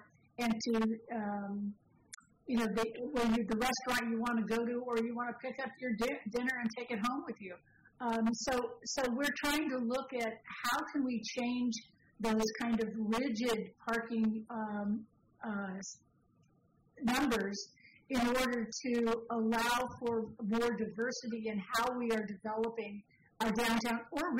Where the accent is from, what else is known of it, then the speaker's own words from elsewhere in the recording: San Francisco, California, United States; I grew up in San Francisco where you had single-family homes, flats, and some small apartments all on the same block